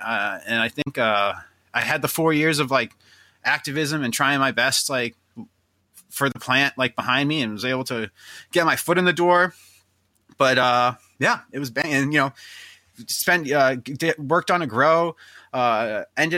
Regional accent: Lynn, Massachusetts, United States; I'm like from Lynn

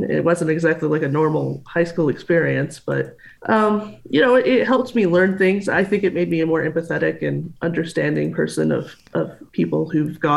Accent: Texas, United States; also born or lived in Denver, Colorado; I actually moved to Texas when I was about 2, so I don't oh. remember much of Denver. no. But Texas has been a wonderful place to grow up. I love Texas.

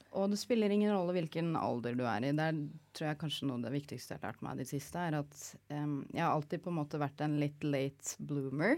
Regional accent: Oslo, Norway; Født og oppvokst på Bislett Sankthanshaugen.

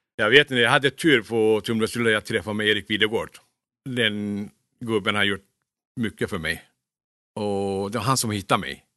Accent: Kulu, Konya, Turkey; Swedish is a second language; moved away as an adult; now in Sweden; Jag är uppväxt i Turkiet. Jag kom till Sverige när jag var 19 år gammal.

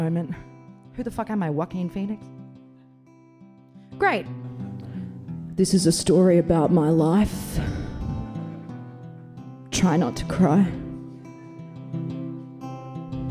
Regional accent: Bathurst, New South Wales, Australia; I'm from Bathurst.

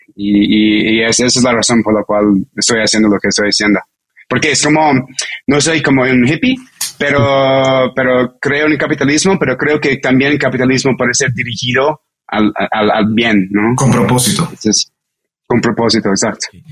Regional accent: New York, United States; Spanish is a second language; moved away as an adult; now in Mexico; soy un, un neoyorquino ah, con, un, papá eh, con descendencia de, China y mi mamá americana

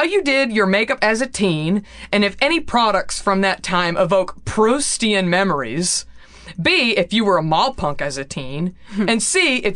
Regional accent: Texas, United States; moved away; I am from Texas

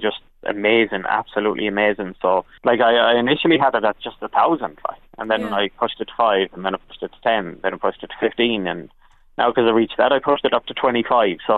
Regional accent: Galway, Connacht, Ireland; growing up in Westside in Galway

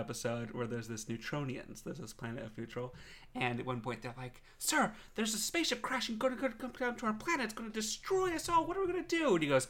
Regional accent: Texas, United States; we are very Texan

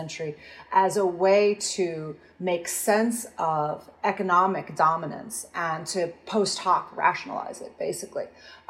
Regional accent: United States; moved away as an adult; also born or lived in Britain; now in United Kingdom; as an American living in Britain for the last 20 years or so

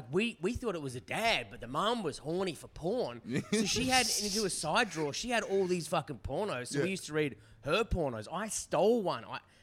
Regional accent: Forestville, New South Wales, Australia; I'm from Forestville, which is it's a very suburban town. And back then it was a little bit more remote or whatever.

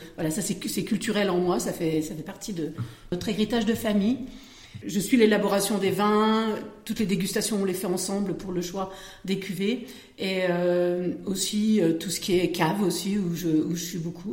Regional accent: Vosges, Grand Est, France; moved away as an adult; now in Passy-sur-Marne, France; Je suis originaire de, des Vosges, où j'ai été coiffeuse pendant 10 ans

